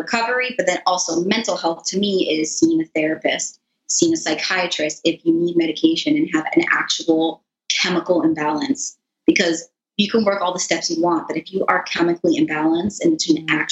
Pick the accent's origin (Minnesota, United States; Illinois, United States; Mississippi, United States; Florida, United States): Florida, United States; South; I grew up here in South Florida